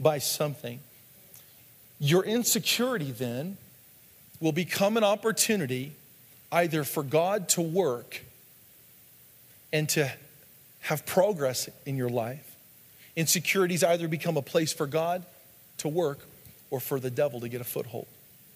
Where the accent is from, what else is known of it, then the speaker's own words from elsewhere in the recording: the Northwest, Pacific Northwest, United States; When I was a kid, growing up in the Northwest, there's lots of bridges there.